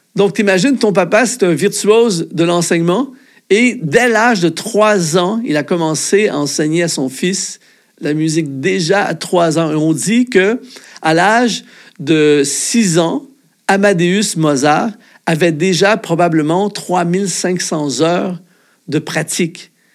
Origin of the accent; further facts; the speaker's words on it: Canada; en tant que Canadien